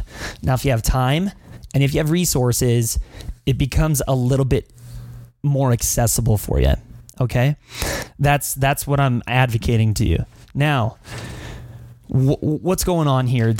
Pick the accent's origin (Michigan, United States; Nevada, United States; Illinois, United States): Nevada, United States; Las Vegas; also born or lived in Philippines; I'm from Vegas